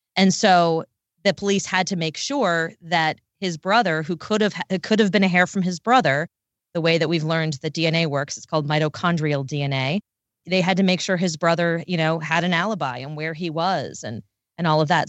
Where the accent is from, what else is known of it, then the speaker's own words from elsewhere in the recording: D.C., Maryland, United States; I'm from right outside Washington, D C, in Maryland.